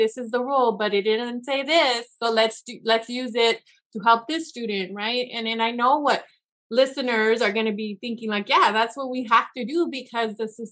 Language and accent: English; Yakima Valley, Washington, United States; I was from the Valley. I was that student that they're trying to serve. I was there. I went to college there.